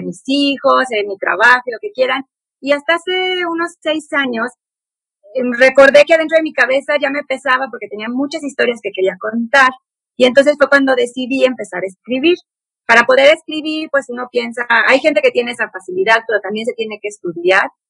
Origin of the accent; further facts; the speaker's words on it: San Luis Potosí, Mexico; also born or lived in Puebla, Mexico; yo nací en Puebla y nos fuimos a vivir, nos venimos a vivir a San Luis Potosí